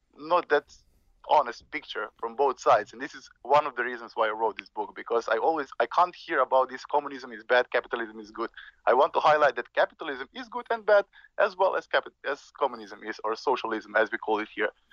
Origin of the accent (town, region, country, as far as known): Slovenia; born or raised there